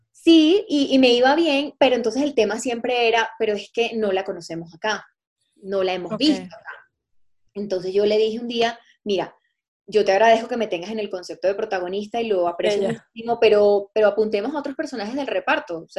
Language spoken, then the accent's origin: Spanish; Venezuela; moved away as an adult; now in Colombia